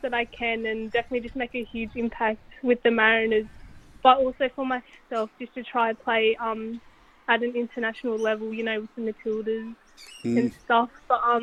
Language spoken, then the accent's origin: English; Central Coast, New South Wales, Australia; also born or lived in Sydney; I grew up originally playing in Sydney, and then I moved up to the Central Coast when I was around 10 years old